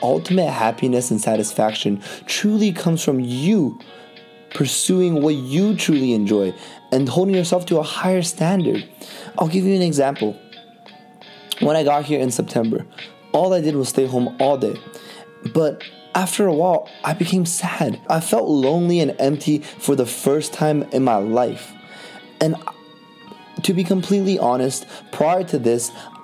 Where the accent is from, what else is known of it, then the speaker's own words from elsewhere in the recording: Vancouver, British Columbia, Canada; growing up in Vancouver, all my life in Canada